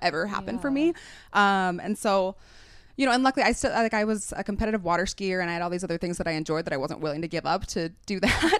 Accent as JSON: {"language": "English", "region": "Utah", "country": "United States", "tie": "born or raised there", "moved": "as an adult", "said": "I grew up in Utah"}